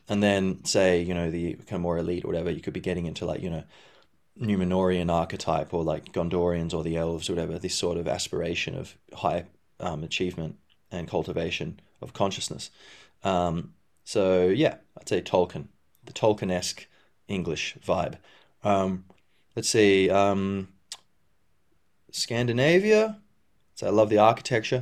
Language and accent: English; Perth, Western Australia, Australia; I grew up in Perth, Western Australia